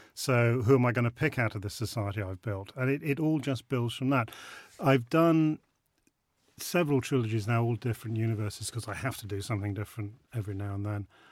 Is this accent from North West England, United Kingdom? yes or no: no; Rutland, East Midlands, United Kingdom; I'm a Rutland lad. I grew up in Rutland